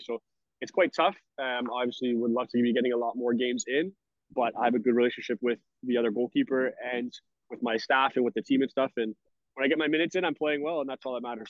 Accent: Brampton, Ontario, Canada; moved away as an adult; also born or lived in Syracuse, New York / Philippines / Sweden; now in Spain; I'm Canadian. I'm from Brampton, Ontario

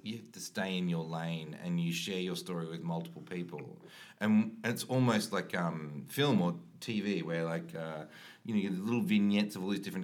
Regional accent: Melbourne, Victoria, Australia; moved away as an adult; I grew up in Victoria, which is one southeastern state of Australia

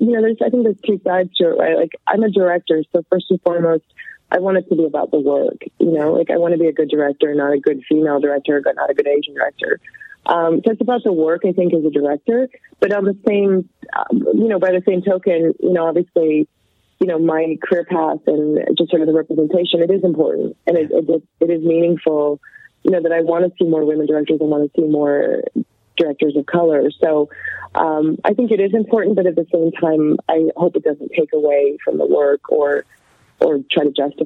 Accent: Canada; born or raised there

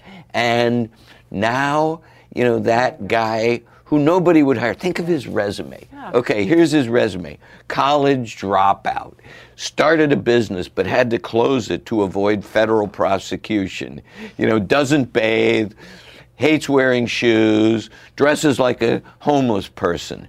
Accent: outside Cincinnati, Ohio, United States; I grew up outside of Cincinnati

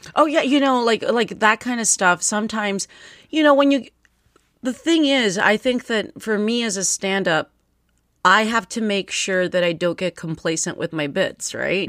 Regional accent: United States; English is a second language; Before they moved to the United States, I was born here and I learned English off of T V

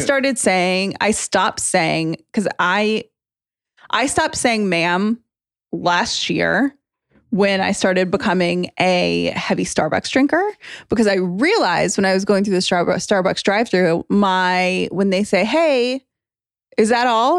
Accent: United States

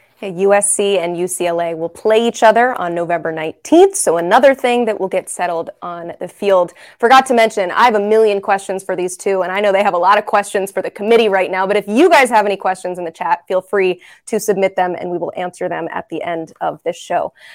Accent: Knoxville, Tennessee, United States; I'm born and raised in Knoxville, Tennessee

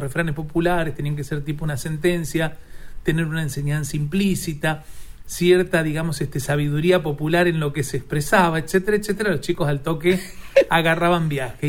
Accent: Argentina; also born or lived in Lomas de Zamora, Buenos Aires Province; yo nací en Lomas de Zamora, provincia ah, de Buenos Aires, pero bueno, nací, digamos, porque allí en ese lugar vivían mis abuelos y mi madre fue y me parió allá en el hospital Luisa C. de Gandulfo, pero ah. después fui al campo

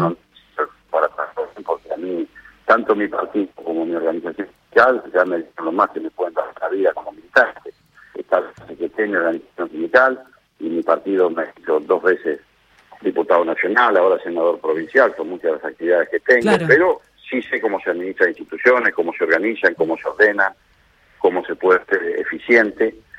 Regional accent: Lomas de Zamora, Buenos Aires Province, Argentina; yo soy nacido y criado en Loma de nací en el Hospital Público Gandulfo

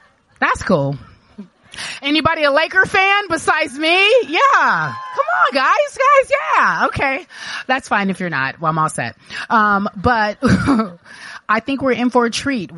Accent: Los Angeles, California, United States; When I grew up here in Los Angeles, not Orange County, but in Los Angeles

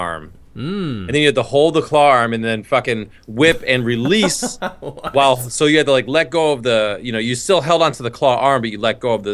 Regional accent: New York, United States; moved away; where we grew up in New York

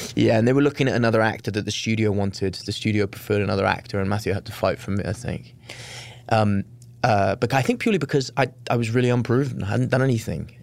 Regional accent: Wales, United Kingdom; moved away as an adult; also born or lived in London; I was raised in Wales until I was nineteen when I moved to London to go to drama school

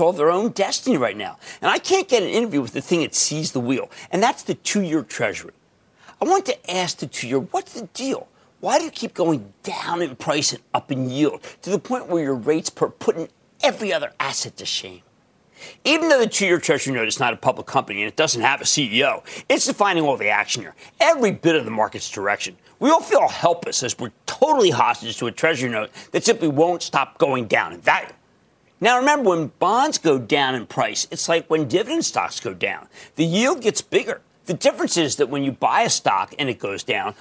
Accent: New Jersey, United States; New Jersey, my home state

